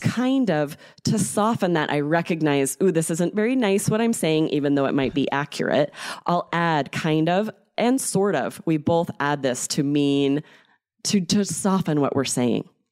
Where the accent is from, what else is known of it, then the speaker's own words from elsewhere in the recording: United States; I'm American